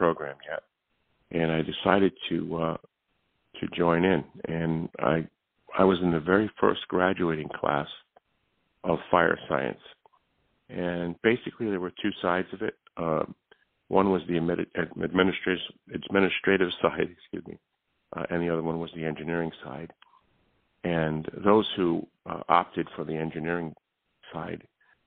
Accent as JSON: {"language": "English", "town": "New Haven", "region": "Connecticut", "country": "United States", "tie": "born or raised there", "lives_now": "East Hampton, United States", "said": "I was born in New Haven, Connecticut, and I was raised in New Haven"}